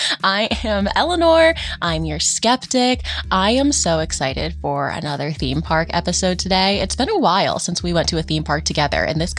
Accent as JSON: {"language": "English", "region": "Virginia", "country": "United States", "said": "I'm from Virginia, not West Virginia."}